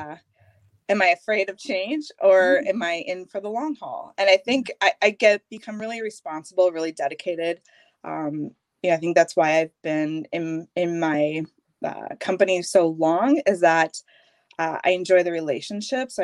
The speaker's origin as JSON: {"language": "English", "town": "Minnetonka", "region": "Minnesota", "country": "United States", "tie": "born or raised there", "also_born_or_lived": "Iowa / Golden Valley, Minnesota", "said": "I grew up outside of Minneapolis in Minnetonka, born and raised, spent my life out there"}